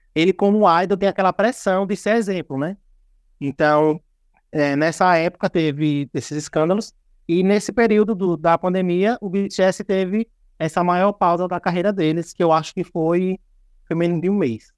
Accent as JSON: {"language": "Portuguese", "country": "Brazil", "said": "a gente é brasileiro"}